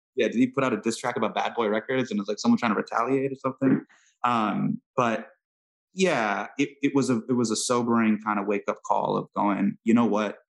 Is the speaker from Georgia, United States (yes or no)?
no; Northern California, United States; So I grew up in Northern California